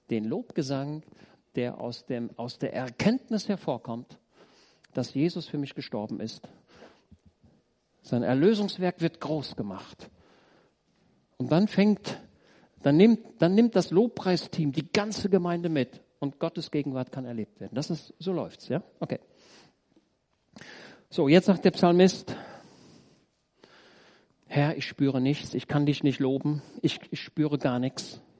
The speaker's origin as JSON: {"language": "German", "town": "Roetgen", "region": "North Rhine-Westphalia", "country": "Germany", "said": "Ich komme aus Rötgen. Da ist in der, unten in der Hauptstraße, da ist ein Haus, schon älter, das war damals Lazarett im Zweiten Weltkrieg."}